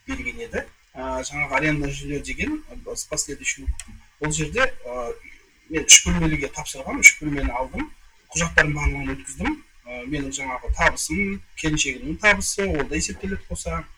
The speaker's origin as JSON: {"language": "Kazakh", "town": "Kyzylorda", "region": "Kyzylorda Region", "country": "Kazakhstan", "tie": "born or raised there", "also_born_or_lived": "Almaty, Kazakhstan", "moved": "yes", "lives_now": "Astana, Kazakhstan", "said": "бұған дейін алматыда тұрғанмын он сегіз жылдай туған жерім қызылорда"}